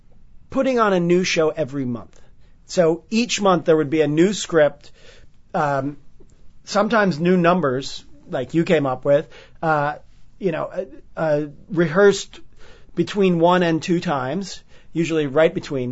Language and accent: English; New York, United States; born or raised there